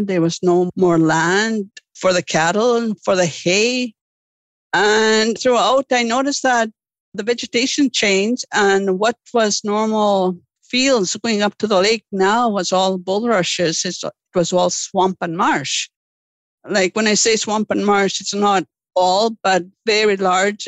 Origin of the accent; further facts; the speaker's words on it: Lake St. Martin, Manitoba, Canada; Growing up in Lake St. Martin, uh, what I recall was the abundance of livelihoods on the land, the living off the land.